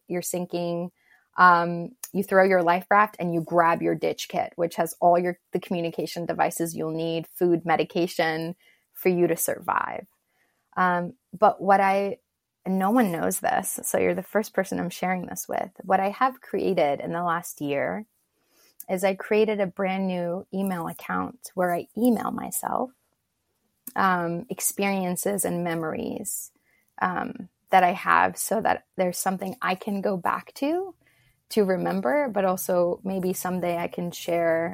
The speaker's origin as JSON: {"language": "English", "region": "Istanbul", "country": "Turkey", "tie": "born or raised there", "also_born_or_lived": "Rize, Turkey", "moved": "yes", "said": "Rize, which is the town that I was born in, but I grew up in Istanbul, but I was born there"}